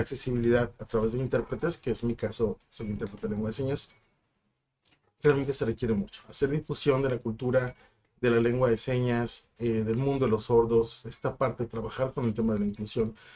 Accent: Ensenada, Baja California, Mexico; also born or lived in Mexicali; now in Tijuana, Mexico

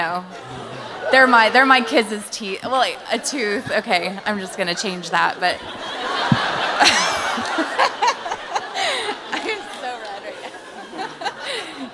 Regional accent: Washington, United States; I'm from List Center, Washington, but I work in Portland

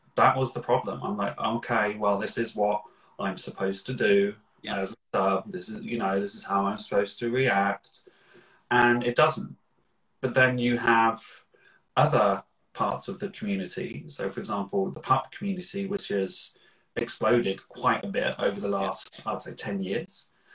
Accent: Slough, South East England, United Kingdom; I am originally from Slough, which is known for The Office

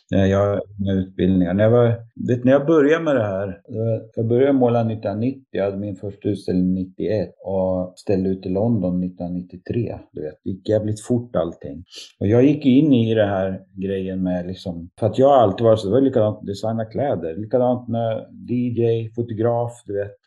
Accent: Sundsvall, Västernorrland County, Sweden; flyttade jag hem till min hemstad när jag blev pappa

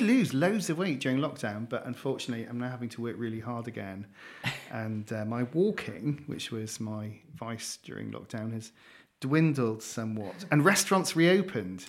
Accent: Newcastle upon Tyne, North East England, United Kingdom; moved away; I am a Geordie, um, so I grew up in Newcastle, a little bit colder than down here

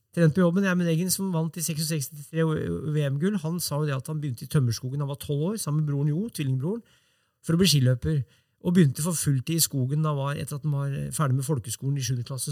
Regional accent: Brumunddal, Innlandet, Norway; i Brumunddal, der jeg vokste opp

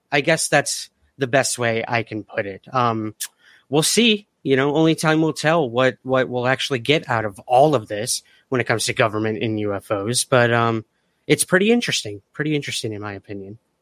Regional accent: United States; I'm an American

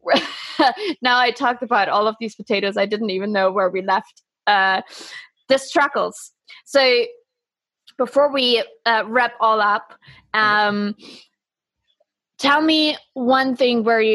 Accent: Germany

